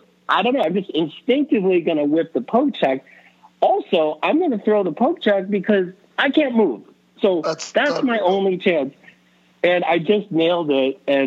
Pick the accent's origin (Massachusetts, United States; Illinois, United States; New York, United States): New York, United States; Buffalo; also born or lived in California; now in Chicago, United States; I grew up in Buffalo. I ended up out in California for years. You know, now I moved my kids out to Chicago